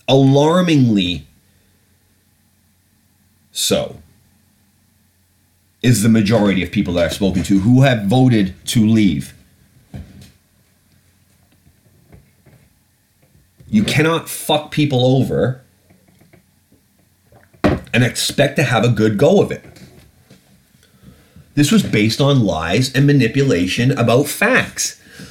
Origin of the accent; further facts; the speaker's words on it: United Kingdom; No, I'm British. If I wanted to run for office in this country, I would absolutely have the right to do so.